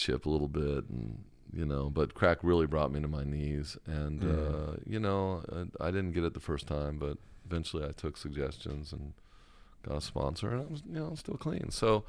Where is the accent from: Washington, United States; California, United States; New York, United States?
California, United States; I grew up in Orange County. I mean, I was surfing when I was 9 years old.